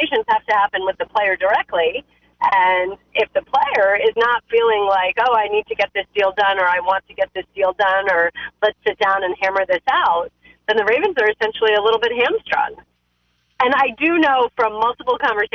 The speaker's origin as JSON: {"language": "English", "region": "New Jersey", "country": "United States", "tie": "born or raised there", "also_born_or_lived": "New York", "moved": "yes", "lives_now": "Pittsburgh, United States", "said": "I was born in New York. I grew up in New Jersey"}